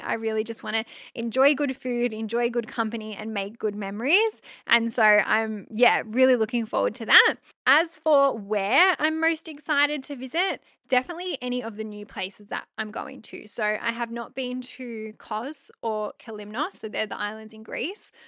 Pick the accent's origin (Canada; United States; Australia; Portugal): Australia; I'm just an Aussie girl